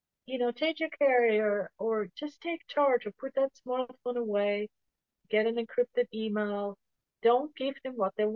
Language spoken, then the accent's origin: English; Switzerland; now in United States; where I grew up in Switzerland